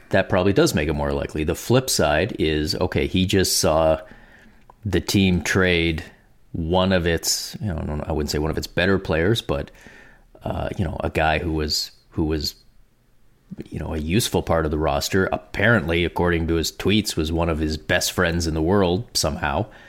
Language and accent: English; Canada; as a Canadian